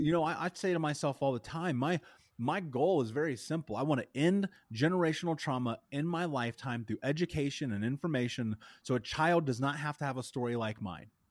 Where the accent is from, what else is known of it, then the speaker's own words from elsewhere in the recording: Indianapolis, Indiana, United States; I grew up in Indianapolis